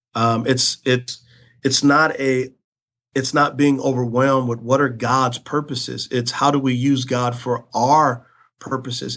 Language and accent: English; San Antonio, Texas, United States; I grew up in San Antonio, Texas.